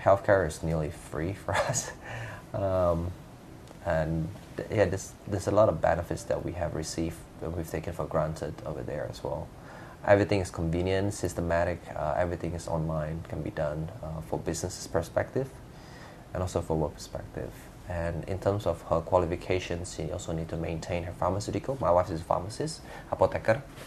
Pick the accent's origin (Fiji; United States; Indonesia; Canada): Indonesia; Jakarta; now in Perth, Australia; I'm originally from Jakarta, Jordan's cousin. I moved to Australia back in uh, 2002